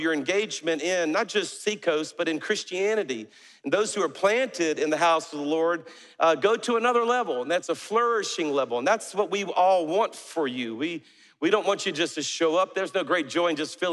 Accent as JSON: {"language": "English", "region": "South Louisiana", "country": "United States", "moved": "yes", "lives_now": "Alabama, United States", "said": "I'm a Cajun from South Louisiana. So our church is in Alabama, but I'm a Cajun from South Louisiana."}